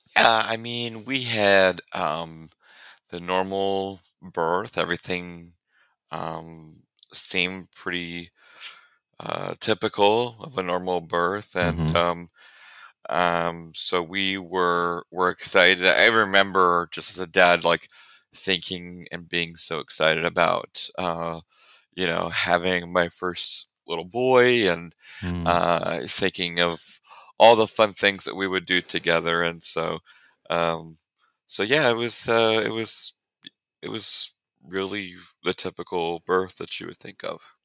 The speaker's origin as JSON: {"language": "English", "region": "central Illinois", "country": "United States", "moved": "as an adult", "lives_now": "Conway, United States", "said": "I'm actually originally from Illinois, uh, central Illinois area"}